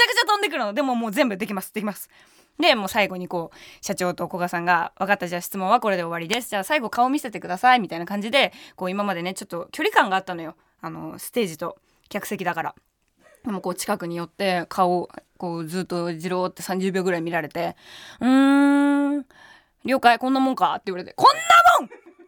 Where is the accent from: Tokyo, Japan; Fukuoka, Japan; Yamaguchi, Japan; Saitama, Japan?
Tokyo, Japan; Shitamachi; 私な下町出身だし